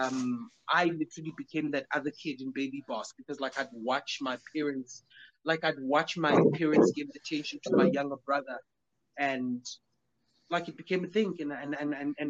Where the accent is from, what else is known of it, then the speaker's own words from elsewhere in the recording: Soweto, Gauteng, South Africa; I was born in Barakwaneth Hospital and I was born in Soweto.